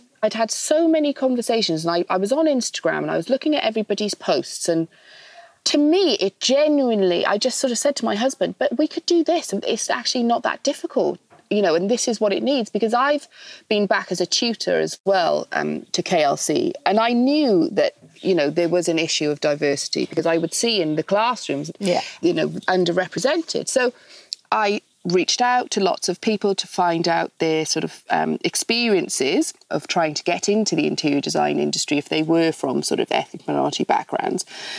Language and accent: English; Wales, United Kingdom; moved away as an adult; now in London, United Kingdom; Yes, I am Welsh, although I've been in London for the last sort of 16, 17 years since I've met my husband.